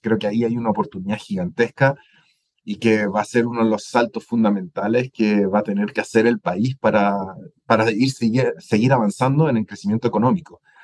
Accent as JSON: {"language": "Spanish", "country": "Chile", "also_born_or_lived": "Spain / Germany", "moved": "as an adult", "lives_now": "Guatemala", "said": "soy chileno"}